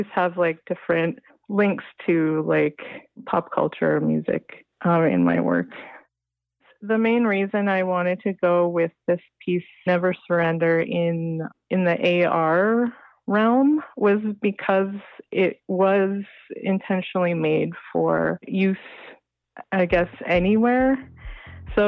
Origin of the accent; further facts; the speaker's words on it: Muskeg Lake Cree Nation, Saskatchewan, Canada; now in Ottawa, Canada; I'm from Muskeg Lake Cree Nation, which is in Treaty 6 territory in Saskatchewan.